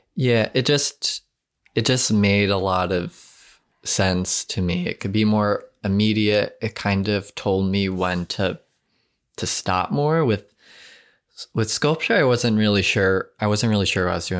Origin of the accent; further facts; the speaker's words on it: Long Island, New York, United States; moved away as an adult; I'm from Long Island, and I have, like, a strong connection to that landscape